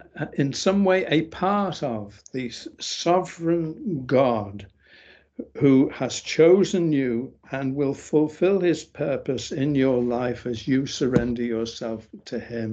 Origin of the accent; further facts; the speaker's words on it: England, United Kingdom; I'm from England